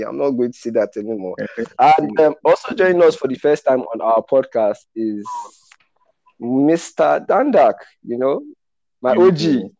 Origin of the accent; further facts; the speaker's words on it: Nigeria; As a Nigerian